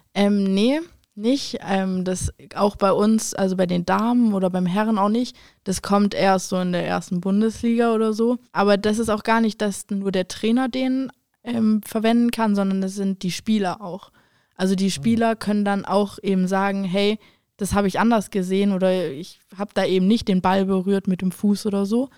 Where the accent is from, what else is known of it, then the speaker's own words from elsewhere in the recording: Germany; Bei uns in Deutschland